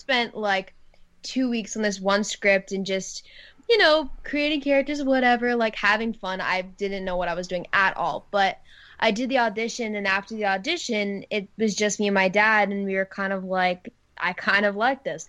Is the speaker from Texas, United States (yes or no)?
no; Maryland, United States; moved away; I grew up in Maryland